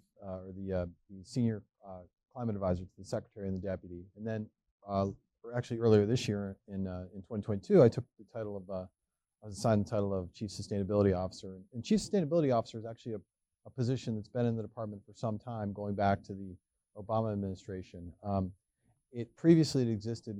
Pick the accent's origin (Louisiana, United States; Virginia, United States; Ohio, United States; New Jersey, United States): Ohio, United States; Cleveland; moved away as an adult; also born or lived in Northeast United States / Southern Africa; now in Washington, D.C., United States; I grew up in Cleveland, the Great North Coast, and the rock and roll capital of the world